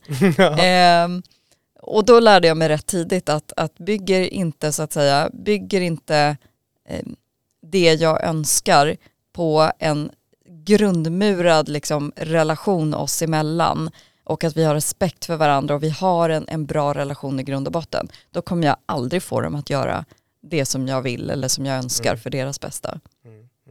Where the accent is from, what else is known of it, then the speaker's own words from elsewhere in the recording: Vallentuna, Stockholm County, Sweden; kom till Sverige som fyraåring med min familj och vi fick då komma till Vallentuna och blev placerade där och så småningom så, så växte vi upp